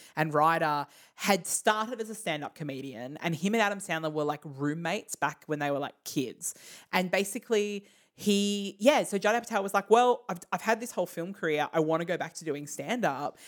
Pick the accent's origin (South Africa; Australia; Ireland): Australia; we are Australian.